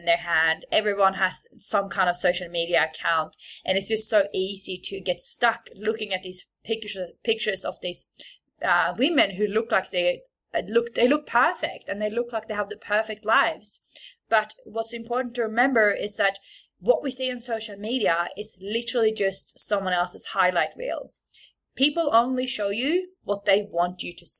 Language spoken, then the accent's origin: English; Sweden; moved away as an adult; also born or lived in Bondi, Australia; now in Sydney, Australia; I am from Sweden. So if there's ever something that you don't understand or you're like, what is this accent?